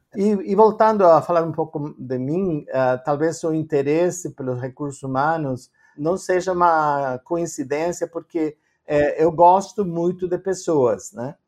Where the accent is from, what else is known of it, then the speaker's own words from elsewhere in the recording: Argentina; Portuguese is a second language; moved away as an adult; also born or lived in Canada; now in Brazil; eu nasci na Argentina, uh, mas hoje em dia eu tenho três passaportes e nenhum deles é brasileiro